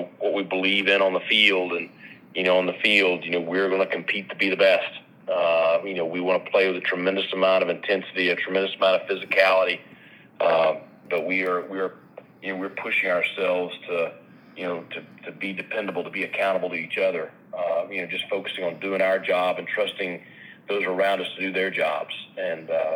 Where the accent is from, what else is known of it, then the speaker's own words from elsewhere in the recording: Asheville, North Carolina, United States; my hometown